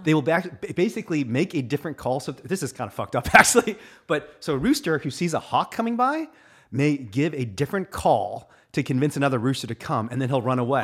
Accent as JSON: {"language": "English", "region": "Indiana", "country": "United States", "tie": "born or raised there", "said": "I was a Republican growing up in Indiana"}